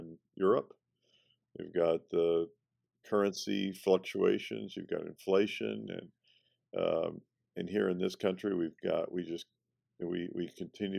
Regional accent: Kentucky, United States; I grew up in Kentucky

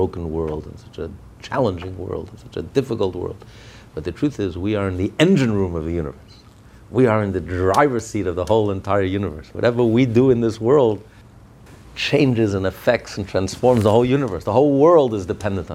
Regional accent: United States; I'm an American

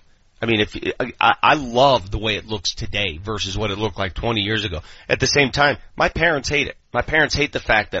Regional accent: Denver, Colorado, United States; I grew up in North Denver

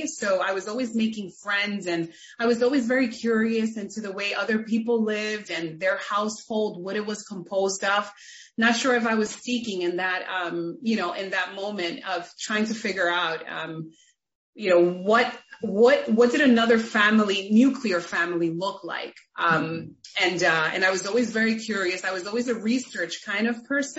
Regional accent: New York City, New York, United States; I grew up in the Bronx, New York City, in the Bronx, with a single mom

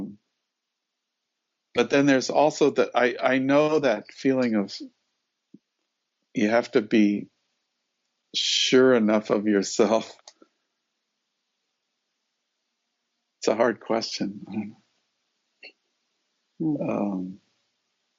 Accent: Denver, Colorado, United States; I grew up in Denver, Colorado, and I grew up during the 50s and the 60s.

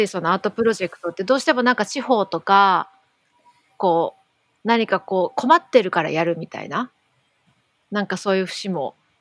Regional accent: Tokyo, Japan; どっちもやっぱ東京出身だから

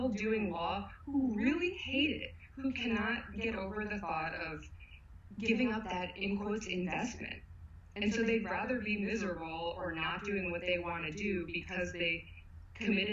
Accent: Calabasas, California, United States; I grew up in Calabasas

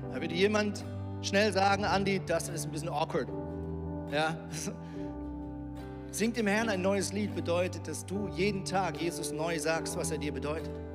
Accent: Lemgo, North Rhine-Westphalia, Germany; moved away as an adult; also born or lived in Switzerland; now in Hamburg, Germany; ich bin ja in Lemgo aufgewachsen

